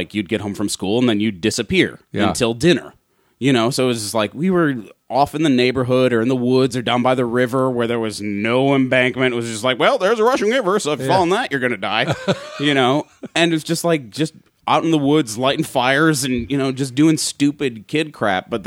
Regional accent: Wausau, Wisconsin, United States; moved away as an adult; also born or lived in Chicago, Illinois; Born and raised in Wausau, Wisconsin. Lived in the same house until I was 18

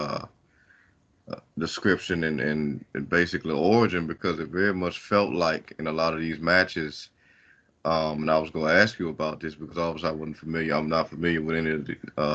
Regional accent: United States; as an American fan

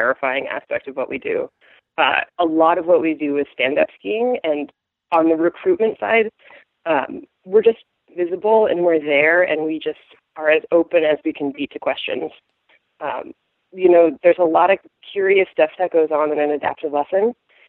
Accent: Vermont, United States; I grew up in Vermont, so kind of central area

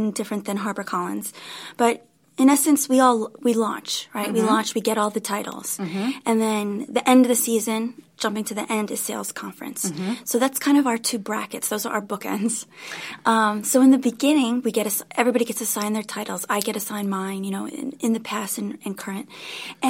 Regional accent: Long Island, New York, United States; moved away; also born or lived in Manhattan, New York / Sarasota, Florida; I was born at Beth Israel Hospital, and I grew up mostly on Long Island, but I'm a New Yorker

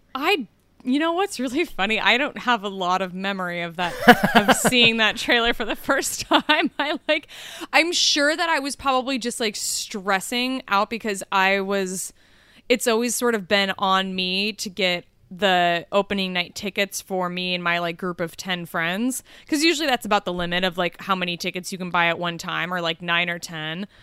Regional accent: Kansas City, United States; moved away; I grew up in Kansas City

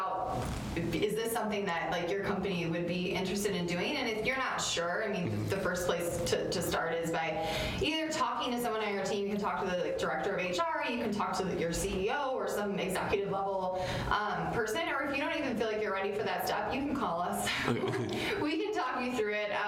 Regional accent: Detroit, Michigan, United States; now in Chicago, United States; I'm not from here. I'm actually from Detroit, but I feel very connected to the Midwest and to Chicago

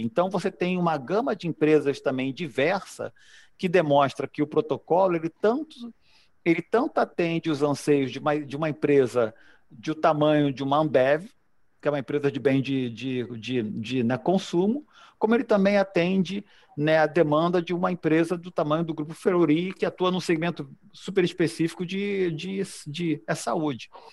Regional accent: Brazil; nós, nós brasileiros

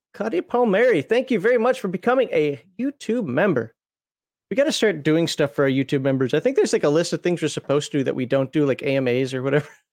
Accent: Minnesota, United States; also born or lived in the South (US); now in Southern United States; I'm from Minnesota

